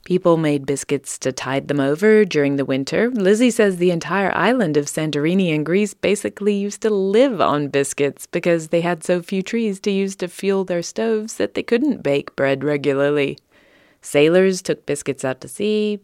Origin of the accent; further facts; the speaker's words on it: United Kingdom; moved away as an adult; now in United States; British transplant to the U S